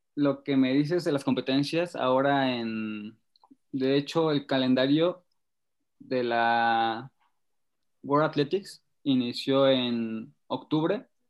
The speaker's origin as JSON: {"language": "Spanish", "town": "Temoaya", "region": "State of Mexico", "country": "Mexico", "said": "mi papá nos llevó un día a una concentración para que estaban haciendo para Beijing, al centro ceremonial de Tomí, que es un centro donde se concentran muchos boxeadores y marchistas, aquí en Temoaya"}